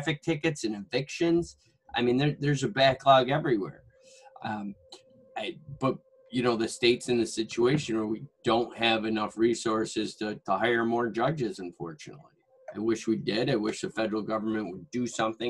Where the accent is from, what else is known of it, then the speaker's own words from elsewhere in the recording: Syracuse, New York, United States; I'm born and raised in Syracuse